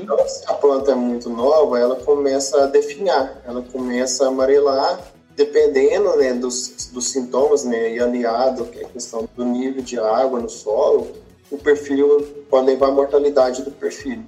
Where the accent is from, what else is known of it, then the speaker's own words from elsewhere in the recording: Pompéu, Minas Gerais, Brazil; moved away as an adult; also born or lived in Viçosa, Brazil; now in Jaboticabal, Brazil; eu sou natural de Pompeu, Minas Gerais